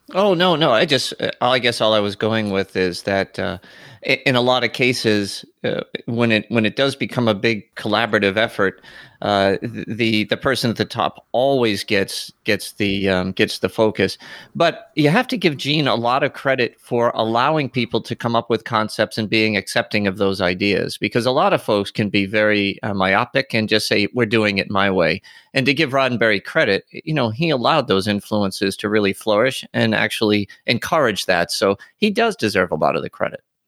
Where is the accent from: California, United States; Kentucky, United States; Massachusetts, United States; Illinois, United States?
Massachusetts, United States; Boston; I'm a Bostonian too